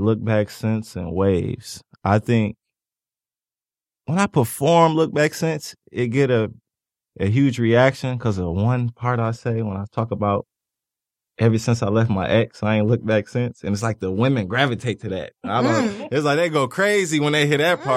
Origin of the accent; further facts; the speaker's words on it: Ypsilanti, Michigan, United States; I'm from Ypsilanti, Michigan, 30 miles outside of Detroit